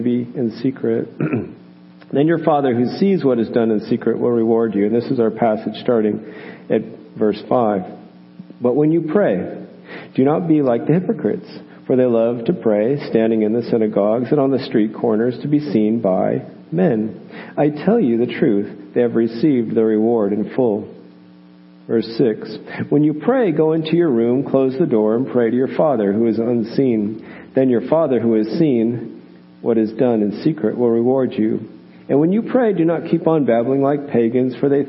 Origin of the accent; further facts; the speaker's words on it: Oakland, California, United States; I grew up in Oakland.